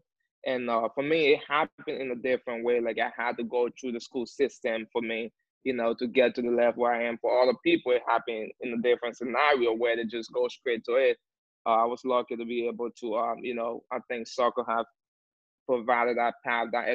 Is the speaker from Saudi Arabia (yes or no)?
no; Liberia; moved away as an adult; also born or lived in Chattanooga, Tennessee / Fort Lauderdale, Florida; now in Miami, United States; I'm from Liberia. I play fourth and third division in Liberia